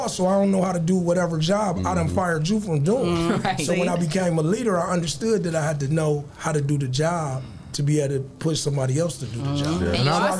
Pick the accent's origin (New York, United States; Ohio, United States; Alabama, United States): Ohio, United States; Toledo; So, you know, I'm coming from Toledo where they hold the money to their ear and spread it out.